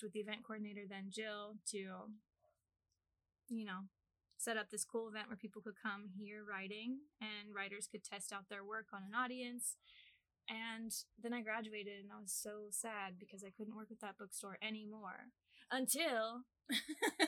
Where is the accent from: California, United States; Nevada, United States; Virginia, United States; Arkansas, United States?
Arkansas, United States; moved away as an adult; also born or lived in Japan; now in Ames, United States; I'm from little old Arkansas